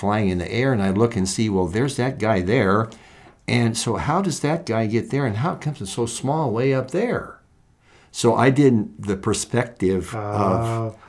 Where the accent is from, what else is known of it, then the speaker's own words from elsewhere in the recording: Valentine, Nebraska, United States; I grew up in Valentine, Nebraska, which is the north central part of the Nebraska state, close to the South Dakota border.